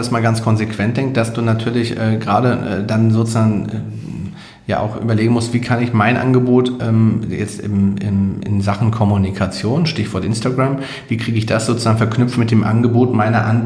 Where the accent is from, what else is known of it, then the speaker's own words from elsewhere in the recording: Hamburg, Germany; Kann als Hamburger nur sagen